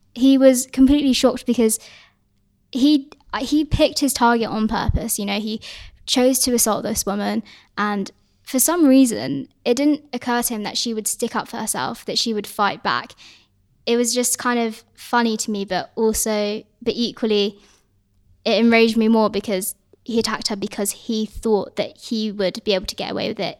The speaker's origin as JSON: {"language": "English", "country": "Hong Kong", "said": "I'm, I'm from Hong Kong"}